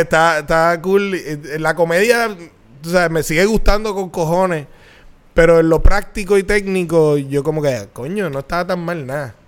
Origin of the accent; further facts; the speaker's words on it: Bayamón, Puerto Rico; cuando yo nací, mis papás vivían en Bayamonte. Un condominio en Bayamón